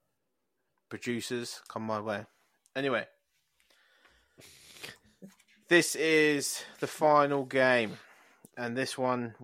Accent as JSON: {"language": "English", "town": "Luton", "region": "East of England", "country": "United Kingdom", "tie": "born or raised there", "said": "when I grew up in Hightown in Luton"}